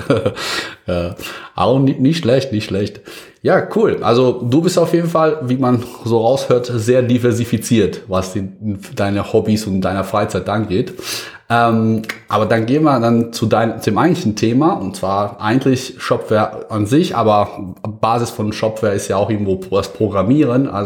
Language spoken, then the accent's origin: German; Bosnia & Herzegovina; now in Germany; also damals lebte ich noch gar nicht in Deutschland, sondern in meiner Heimat. Äh, ich komme aus da, Bosnien, ehemaligen Jugoslawien.